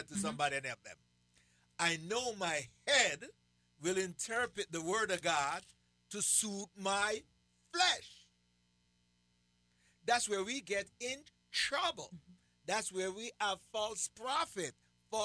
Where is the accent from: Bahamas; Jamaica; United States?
Jamaica; accent: Jamaican; I still have my Jamaican accent